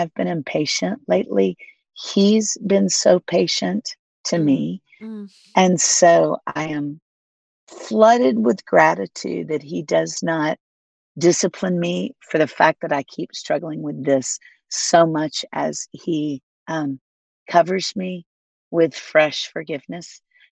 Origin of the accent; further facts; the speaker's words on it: Florida, United States; now in Nashville, United States; I grew up in Florida